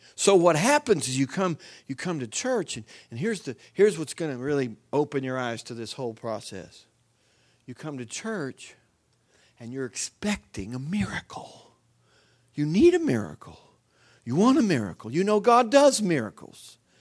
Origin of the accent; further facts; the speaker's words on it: United States; I'm an American